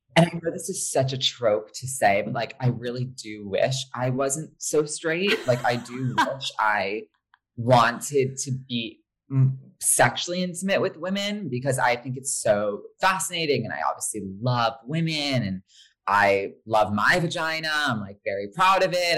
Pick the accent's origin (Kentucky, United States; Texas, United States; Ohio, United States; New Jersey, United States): New Jersey, United States; Short Hills; born or raised there; also born or lived in Los Angeles, California